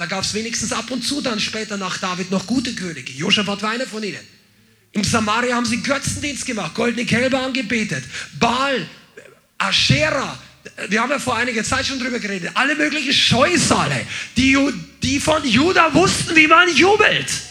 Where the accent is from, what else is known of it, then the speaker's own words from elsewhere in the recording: Bavaria, Germany; ich bin jetzt aus der Unterkultur der Bajuwaren auch noch aufgewachsen